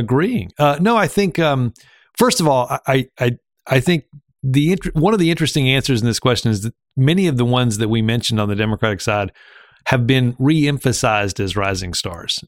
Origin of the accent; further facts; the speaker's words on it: Alabama, United States; located in my home state